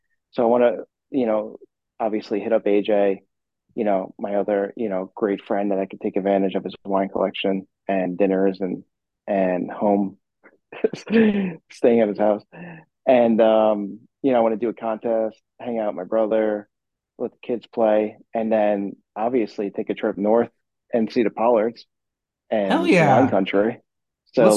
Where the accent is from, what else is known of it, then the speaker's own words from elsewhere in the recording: Bahamas; moved away; I'm actually in my home country right now. I'm in the Bahamas